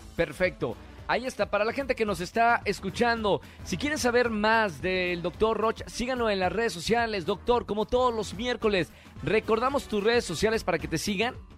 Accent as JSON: {"language": "Spanish", "country": "Mexico"}